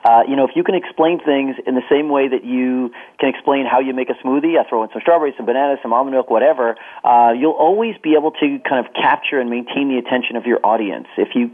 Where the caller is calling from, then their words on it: New Jersey, United States; I am calling from my home office in New Jersey